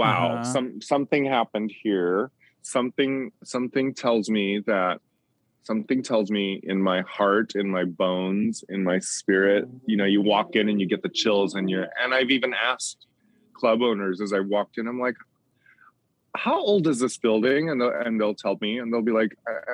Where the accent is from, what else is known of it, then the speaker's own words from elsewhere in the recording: Bali, Indonesia; moved away; when I was living in Bali, which is where I grew up in Indonesia